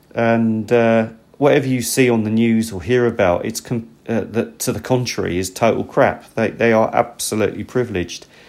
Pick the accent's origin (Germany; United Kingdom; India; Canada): United Kingdom; now in Japan; I'm actually British